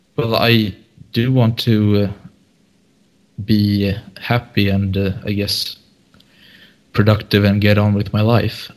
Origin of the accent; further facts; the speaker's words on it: Sweden; I'm from Sweden.